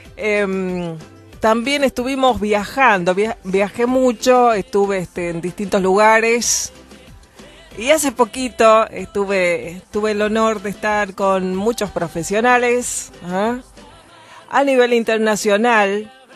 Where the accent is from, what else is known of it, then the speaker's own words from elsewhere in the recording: Argentina; yo, por ejemplo, soy nacida en Argentina